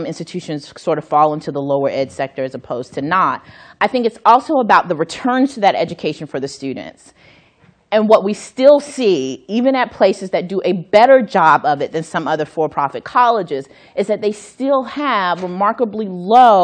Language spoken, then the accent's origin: English; North Carolina, United States; my home state of North Carolina